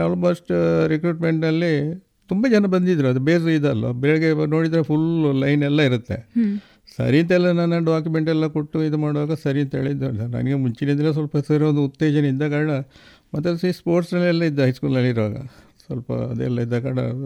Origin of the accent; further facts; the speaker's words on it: Puttur, Karnataka, India; ನಂದು ಹುಟ್ಟೂರು ಇದೇ ಪುತ್ತೂರು ತಾಲೂಕಿನ ಮುಂಡೂರು ಗ್ರಾಮ ನಾಡಾಜಿ ತರವಾಡ